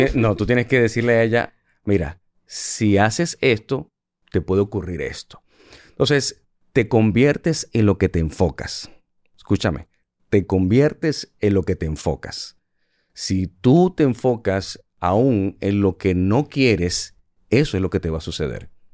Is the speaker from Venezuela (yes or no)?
yes; Venezuela; moved away as an adult; also born or lived in United States / Puerto Rico; now in Dominican Republic; yo nací en Venezuela y llegué a este país con 20 dólares